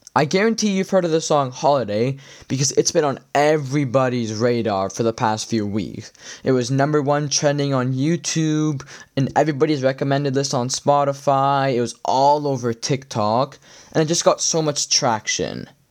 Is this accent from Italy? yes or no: yes; Italy; now in Canada; I'm from Italy